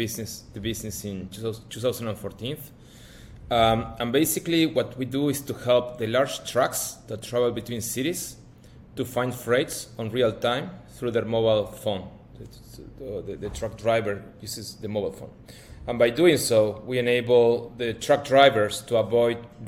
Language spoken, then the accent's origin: English; Patagonia, Argentina; now in Brazil; I'm from Patagonia, Argentina